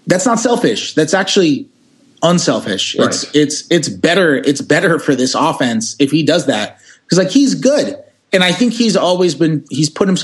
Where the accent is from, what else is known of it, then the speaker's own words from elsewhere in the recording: New York, United States; I'm from New York